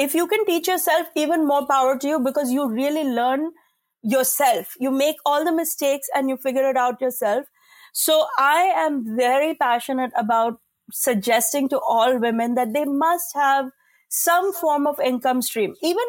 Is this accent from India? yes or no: yes; India; And I like as an Indian woman, it's killing me to say this